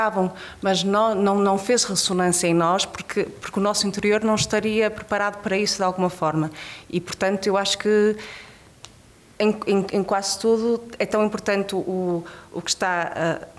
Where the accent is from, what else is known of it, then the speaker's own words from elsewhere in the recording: Portugal; e como portuguesa, eu digo que acho que eu precisei de sair do país para dar muito valor a muitas coisas.